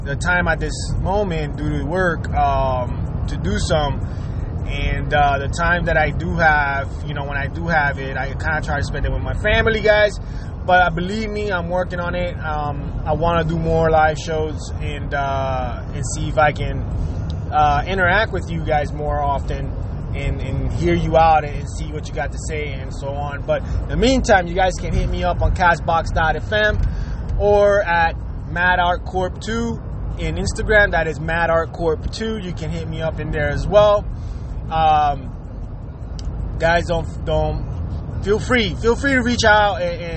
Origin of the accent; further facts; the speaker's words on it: Jersey City, New Jersey, United States; moved away as an adult; also born or lived in Puerto Rico; now in Miami, United States; my teenage life was being raised in Jersey City, New Jersey